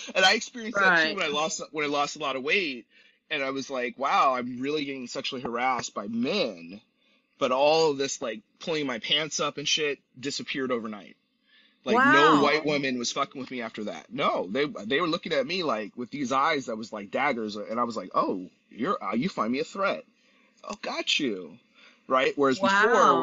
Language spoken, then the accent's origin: English; San Luis Obispo, California, United States; I'm from San Luis Obispo